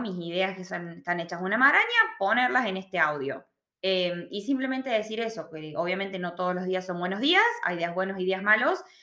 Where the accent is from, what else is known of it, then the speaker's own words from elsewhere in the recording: Argentina; moved away as an adult; now in Australia; yo hablo mucho del punto de vista del argentino porque yo soy argentina